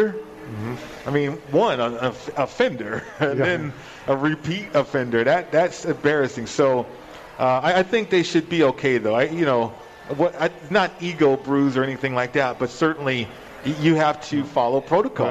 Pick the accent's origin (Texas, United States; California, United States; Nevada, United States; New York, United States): Nevada, United States; Las Vegas; also born or lived in Colorado; I've been a part of this growing up here